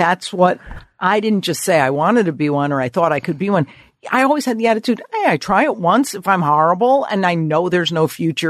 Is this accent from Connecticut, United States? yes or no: yes; Connecticut, United States; also born or lived in New York; I grew up on the East Coast. I'm still in Connecticut. And so I always lived in New York during my comedy career.